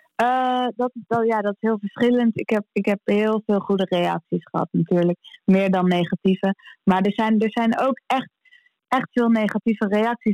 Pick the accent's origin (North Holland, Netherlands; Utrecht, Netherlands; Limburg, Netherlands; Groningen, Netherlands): North Holland, Netherlands; Amsterdam; we als Amsterdammer en als, als, als, eh, Ajaziet